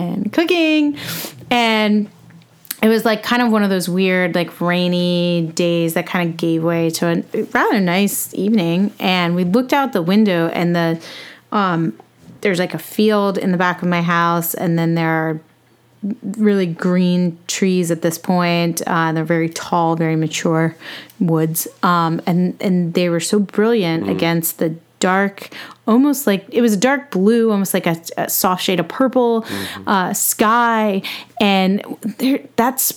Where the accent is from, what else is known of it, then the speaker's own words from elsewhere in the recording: United States; I'm an American